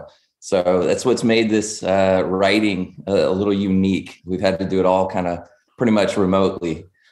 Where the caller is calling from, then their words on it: Dallas, Texas, United States; I'm actually calling in from Dallas, Texas.